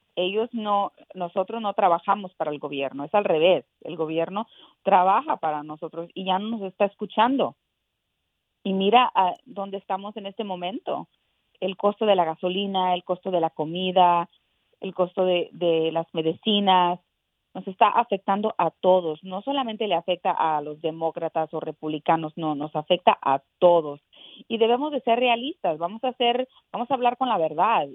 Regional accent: Mexico; also born or lived in Texas; now in United States; yo nací en México, orgullosa, orgullosa de, de ser eh, eh, mexicana americana

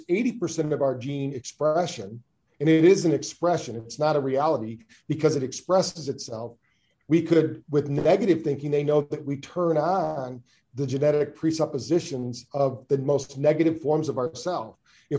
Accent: Michigan, United States; also born or lived in Virginia Beach; I'm originally from Michigan, but spent most of my time in Virginia Beach, Virginia.

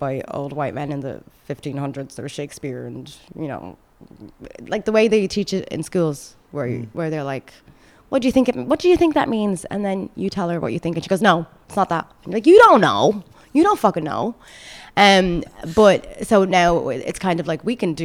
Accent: Ireland; accent: sounds like Conor McGregor; moved away as an adult; also born or lived in Sudan / Saudi Arabia; now in Dubai, United Arab Emirates; where are you really from? I'm like, okay, Ireland

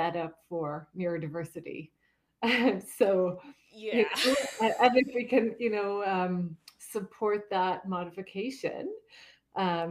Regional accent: Ireland; moved away; I'm originally from Ireland

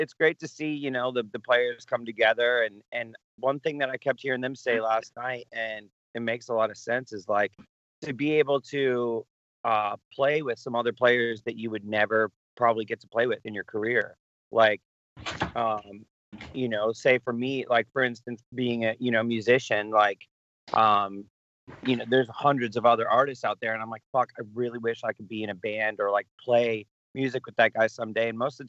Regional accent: Michigan, United States; Yeah, I'm a diehard Wings fan. I grew up in Michigan.

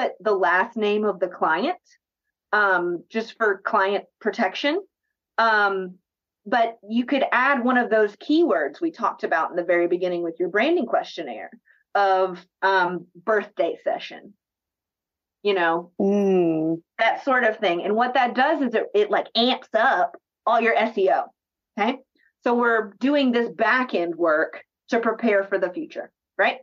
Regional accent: Atlanta, Georgia, United States; now in Columbia, United States; I'm originally from Northeast Atlanta and I live in Columbia

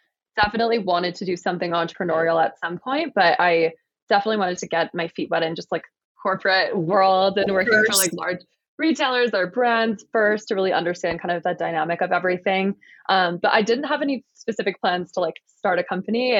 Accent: Michigan, United States; moved away as an adult; now in Colorado, United States; I grew up in Michigan and I've lived in Colorado for about 3.5 years now.

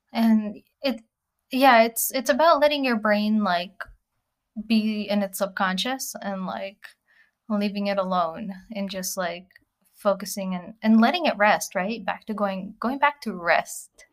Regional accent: Russia; moved away; as an immigrant, you know, growing up in Russia with no running water

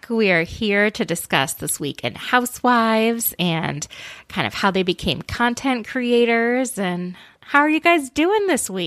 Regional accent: Minnesota, United States; But growing up in Minnesota, there are people in, you know, Minneapolis that always every year

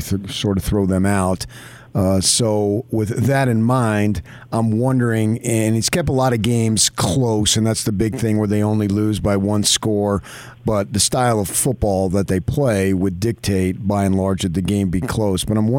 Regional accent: Arizona, United States; I grew up in Arizona

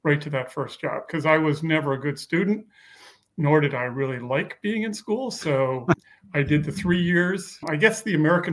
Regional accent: Montreal, Quebec, Canada; moved away as an adult; also born or lived in Beaconsfield, Quebec / Calgary, Alberta / Beverly Hills; I'm born and raised in Montreal

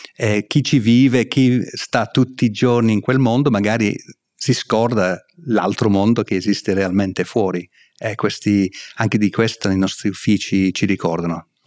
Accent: England, United Kingdom; Italian is a second language; moved away as an adult; sono inglese, sono britannico, eh, vengo da là

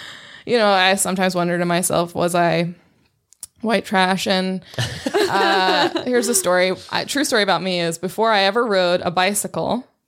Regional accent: Inland Empire, California, United States; I grew up in the Inland Empire, and this is exactly what people wore.

